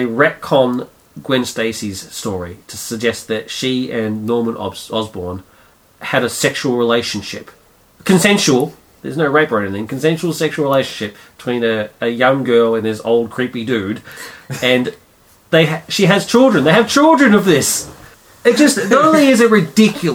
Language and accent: English; Melbourne, Victoria, Australia; I grew up in Heidelberg